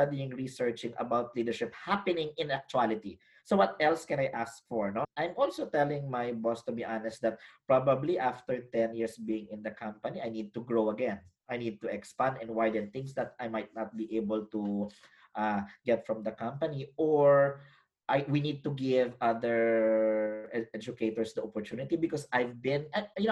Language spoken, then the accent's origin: English; Philippines; moved away as an adult; now in Australia; as a Filipino academic with a background in education